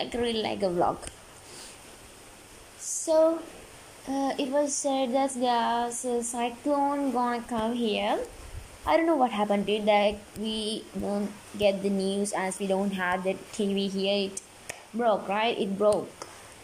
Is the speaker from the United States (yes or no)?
no; Sri Lanka; I'm from Sri Lanka